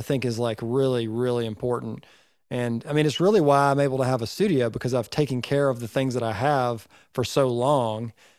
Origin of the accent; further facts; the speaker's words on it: Northeast Georgia, United States; I'm from Northeast Georgia